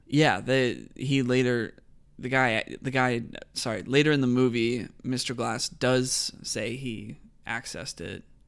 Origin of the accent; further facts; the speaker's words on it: California, United States; I'm from California